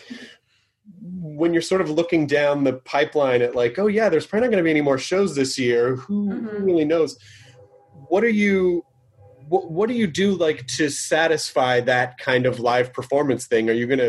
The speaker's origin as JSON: {"language": "English", "town": "Memphis", "region": "Tennessee", "country": "United States", "tie": "born or raised there"}